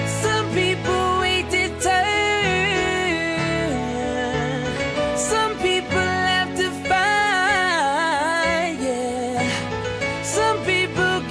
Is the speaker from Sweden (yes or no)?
yes; Örebro, Örebro County, Sweden; So that's my hometown. That's my hometown's big club in the Swedish Allsvenskan.